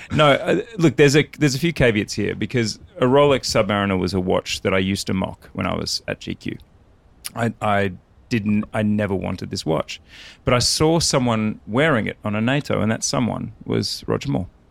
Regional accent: Australia; I'm Australian

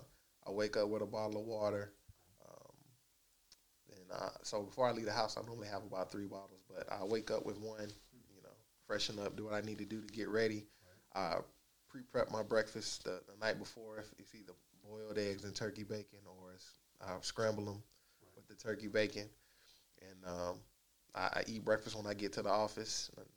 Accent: Dallas, Texas, United States; I grew up and was able to experience a lot of different facets and aspects of Dallas

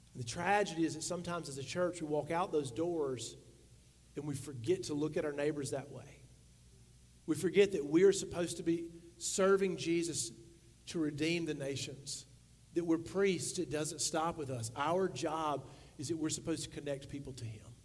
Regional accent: the South, United States; we grew up in the South

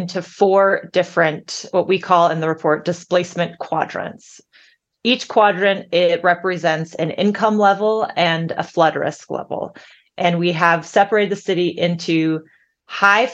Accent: San Francisco, California, United States; I grew up in San Francisco

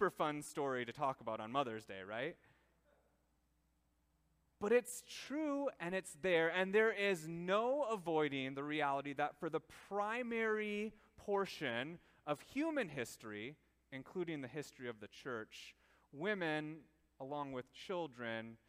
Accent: Minnesota, United States; we in our small town, little Minnesota, lived somewhat of a sheltered life

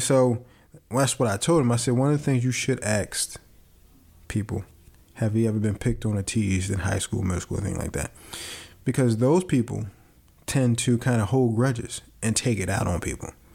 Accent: Philadelphia, Pennsylvania, United States; growing up in Philadelphia

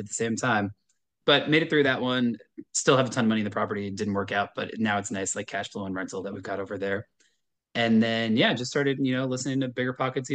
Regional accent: Long Island, New York, United States; also born or lived in Syracuse, New York / Manhattan, New York; I am from New York originally in Long Island

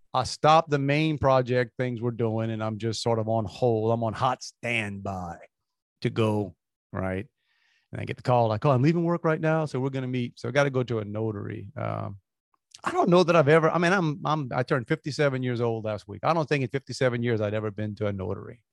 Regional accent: Galliano, Louisiana, United States; now in Houston, United States; growing up in Galliana

